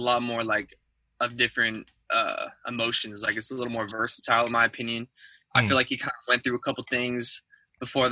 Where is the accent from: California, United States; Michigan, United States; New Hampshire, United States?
California, United States; Orange County; I'm originally from Orange County, California